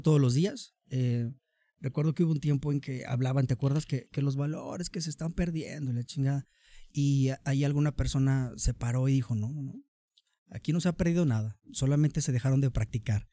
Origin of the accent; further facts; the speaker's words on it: Tonalá, Jalisco, Mexico; soy orgullosamente tonalteca, tonalteco, tonalense